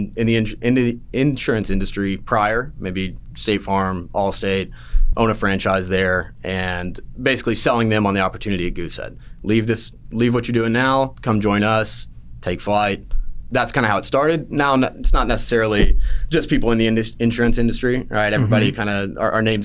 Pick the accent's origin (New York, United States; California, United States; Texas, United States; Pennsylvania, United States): Texas, United States; Salina; moved away as an adult; I grew up in Salina, Texas, a little small town, pretty much my whole life.